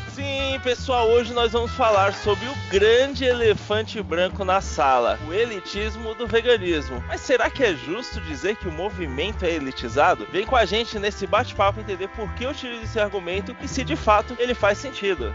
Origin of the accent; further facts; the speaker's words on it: Northeast Region, Brazil; ali no Nordeste, minha terra natal